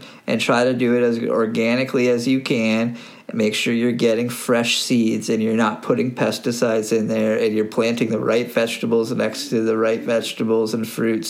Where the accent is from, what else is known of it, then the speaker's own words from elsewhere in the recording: Burgessville, Ontario, Canada; natural Burgessville honey, just honey from my hometown